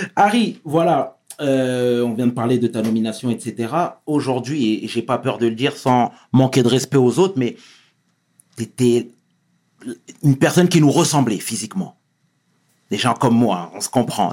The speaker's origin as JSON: {"language": "French", "town": "Sarcelles", "region": "Île-de-France", "country": "France", "said": "je viens de Sarcelles"}